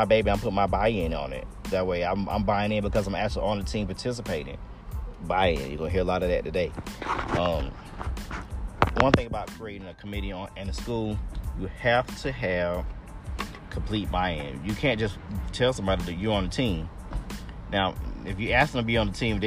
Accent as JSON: {"language": "English", "town": "East Point", "region": "Georgia", "country": "United States", "tie": "born or raised there", "said": "I'm from East Point. I went to Tri-Cities"}